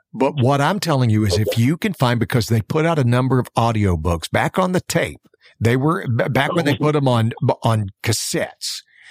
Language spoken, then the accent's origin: English; Alabama, United States; somebody who grew up in the South, because I grew up in Alabama. As a matter of fact, I grew up on the Florida-Alabama line.